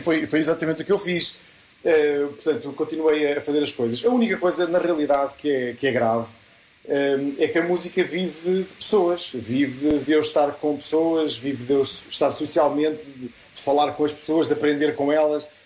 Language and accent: Portuguese; Leiria, Leiria District, Portugal; a Filarmónica dos Marrazes, que é a Filarmónica da minha terra